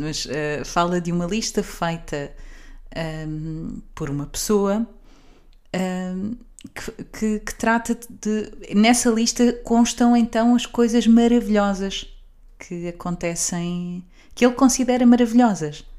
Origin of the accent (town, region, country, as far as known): Portugal